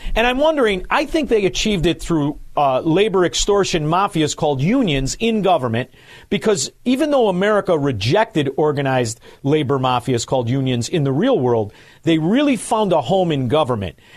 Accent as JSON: {"language": "English", "town": "Chicago", "region": "Illinois", "country": "United States", "said": "I'm from Chicago"}